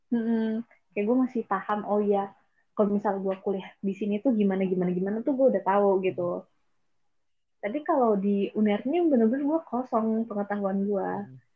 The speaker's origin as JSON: {"language": "Indonesian", "town": "BSD", "region": "Banten", "country": "Indonesia", "said": "kita kan anak BSD jadi lebih deket ke Soekarno"}